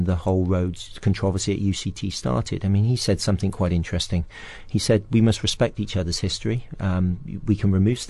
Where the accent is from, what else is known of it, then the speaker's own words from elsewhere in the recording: West Somerset, South West England, United Kingdom; moved away as an adult; also born or lived in South Africa; I was born in the West Country, in West Somerset, on the edge of Exmoor, so a beautiful part of England